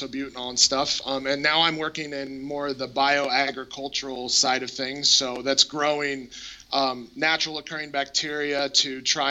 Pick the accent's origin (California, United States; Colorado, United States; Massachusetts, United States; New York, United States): Colorado, United States; I grew up in Colorado